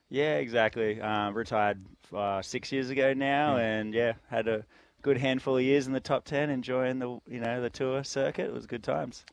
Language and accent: English; Coolangatta, Queensland, Australia; moved away as an adult; also born or lived in California, United States; I grew up in Tweed, Coolangatta